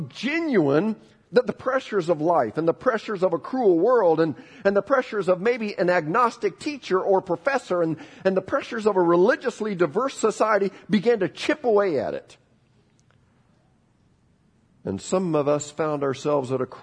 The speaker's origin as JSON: {"language": "English", "country": "United States", "also_born_or_lived": "Bible Belt", "said": "we're American citizens that live in the Bible Belt of our country"}